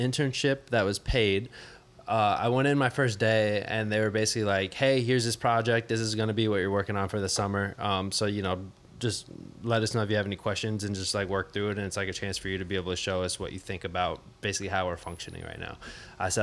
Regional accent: Miami, Florida, United States; I'm from Miami, grew up in South Florida

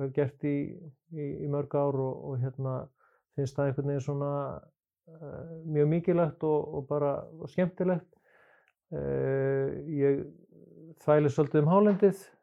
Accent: Kópavogur, Capital Region, Iceland; moved away as an adult; also born or lived in Reykjavík / United States; ég er eh, fættur í Reykjavík en alveg upp að langmestu leiti í Kópaví. Fór þar alla mínu skólagöngu

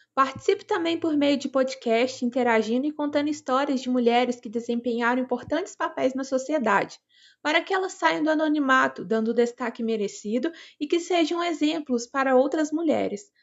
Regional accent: interior of Minas Gerais, Brazil; sou do interior de Minas Gerais

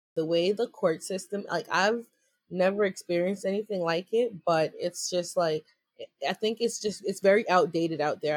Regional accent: New York, United States; I'm from New York.

